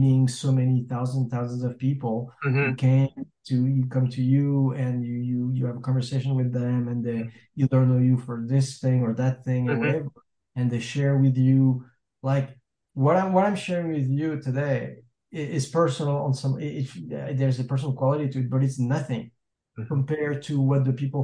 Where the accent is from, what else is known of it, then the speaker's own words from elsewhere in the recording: France; moved away as an adult; now in Los Angeles, United States; I'm French, right? I mean, I'm American too. I'm an American citizen, but I was born in France